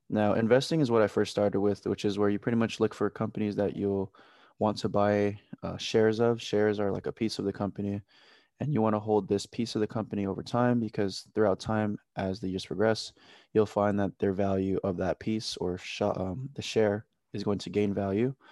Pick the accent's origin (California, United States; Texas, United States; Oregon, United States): California, United States; Oxnard; I'm from Oxnard, California